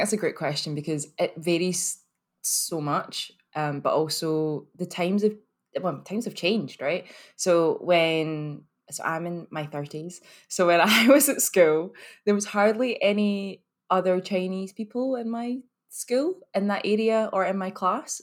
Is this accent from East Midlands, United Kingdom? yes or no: no; Glasgow, Scotland, United Kingdom; accent: very Scottish; I'm from here, actually. I'm from Glasgow